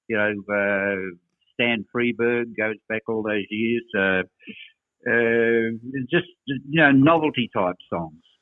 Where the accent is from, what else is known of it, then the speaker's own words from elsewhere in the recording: Kalgoorlie, Western Australia, Australia; moved away; I've always considered Kalgoorlie my hometown, primarily because that's where my wife is from